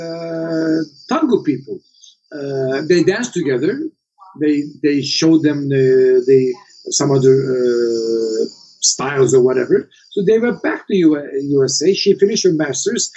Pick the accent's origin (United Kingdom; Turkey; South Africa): Turkey; also born or lived in New York City; where do you come from? I said, Turkey